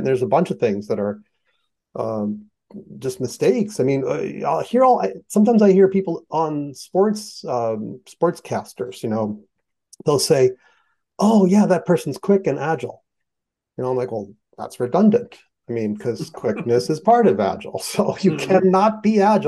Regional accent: United States; I am American

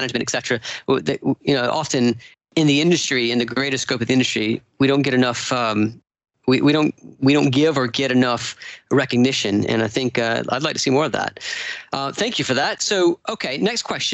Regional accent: Savannah, Georgia, United States; I grew up in Savannah, Georgia

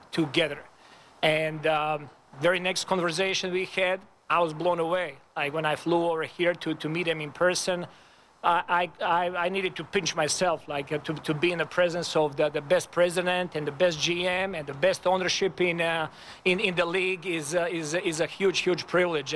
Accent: Serbia; moved away as an adult; now in Toronto, Canada; my hometown

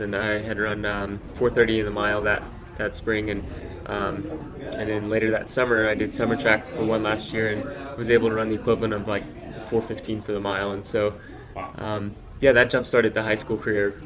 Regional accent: Dallas Fort Worth area, Texas, United States; I grew up in Texas, and so uh, I uh, grew up in Dallas Fort Worth area

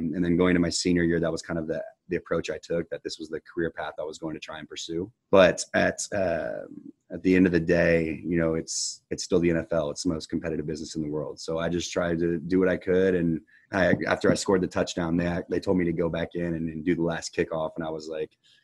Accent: Houston, Texas, United States; born or raised there

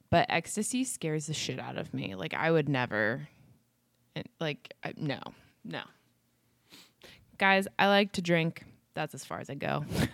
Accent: United States; We're American.

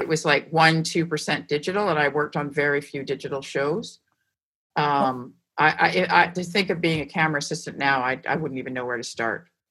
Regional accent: Vancouver, British Columbia, Canada; also born or lived in Montreal; I was from Vancouver

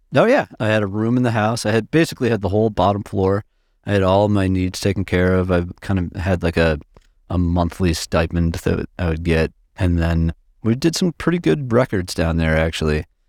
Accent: Minneapolis, Minnesota, United States; also born or lived in Massachusetts; I was born in Massachusetts, but in the nineties, I moved to Minneapolis. So I've, I've spent, you know, most of my formidable years in, in Minneapolis, in the suburbs

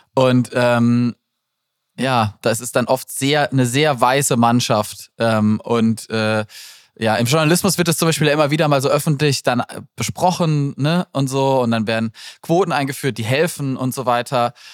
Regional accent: Black Forest, near Freiburg, Baden-Württemberg, Germany; Ich komme aus, aus dem Schwarzwald

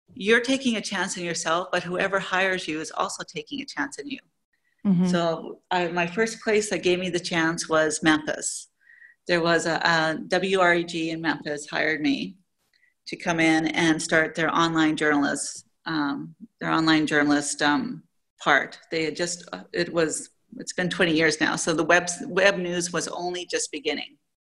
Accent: Canada; moved away as an adult; now in Saudi Arabia; I'm originally from Canada, but I haven't lived in Canada maybe in 20 years

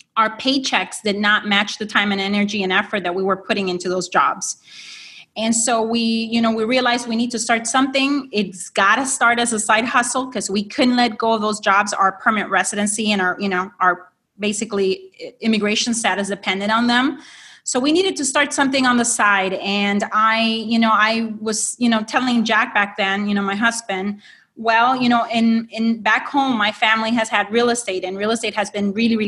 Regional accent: Honduras; moved away as an adult; now in United States; I am an immigrant from Honduras into the U.S.

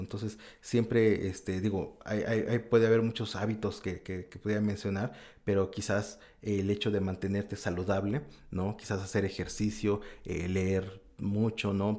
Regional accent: Mexico; moved away as an adult; now in Osaka, Japan; como mexicano

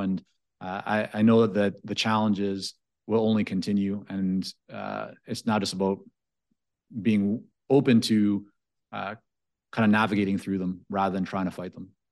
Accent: Vancouver, British Columbia, Canada; English is a second language; also born or lived in Toronto / Israel; growing up in Vancouver

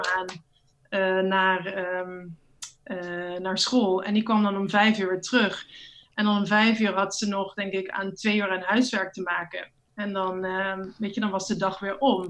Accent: Netherlands; moved away; Als Nederlandse vrouw

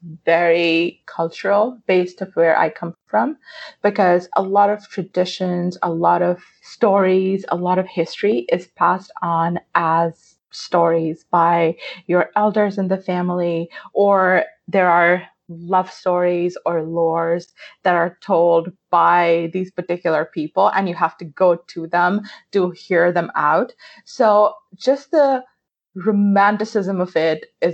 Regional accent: Pakistan; I grew up in Pakistan

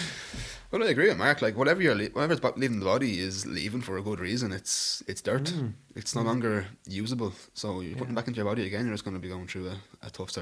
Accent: Tara Hill, Leinster, Ireland; also born or lived in Dublin; I moved from Dublin up to the big dub up to Tara Hill.

